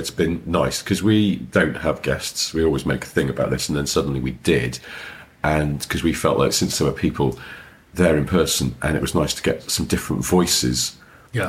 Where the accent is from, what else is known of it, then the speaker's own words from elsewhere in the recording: United Kingdom; we're British